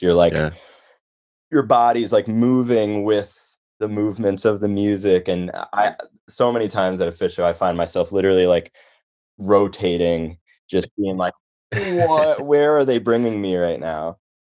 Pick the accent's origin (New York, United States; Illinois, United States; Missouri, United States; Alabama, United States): Illinois, United States; Chicago; moved away as an adult; also born or lived in Boston / Connecticut; I grew up in Chicago and only really knew about the Chicago scene